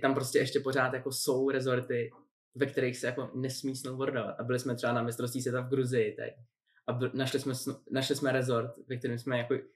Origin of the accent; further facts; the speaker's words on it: Špindlerův Mlýn, Hradec Králové Region, Czechia; jsem vyrůstal ve Špindlu